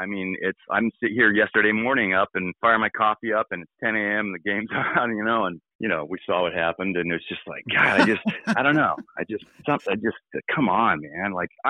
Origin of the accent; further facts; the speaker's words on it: West Coast, United States; now in New York, United States; I grew up on the West Coast, but I play intense music, and I moved to New York for, you know, for the music and for the culture